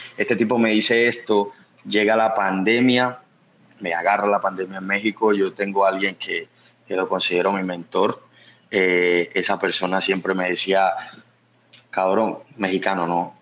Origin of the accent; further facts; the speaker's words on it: Planeta Rica, Córdoba, Colombia; now in Medellín, Colombia; yo no nací en Medellín, yo nací en un pueblo que se llama Planeta Rica, Córdoba.